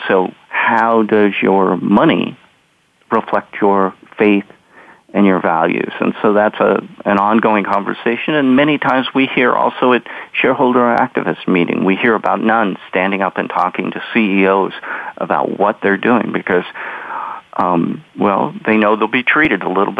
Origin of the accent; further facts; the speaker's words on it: Pacific Northwest, United States; because I came from the Northwest and there was Washington water power.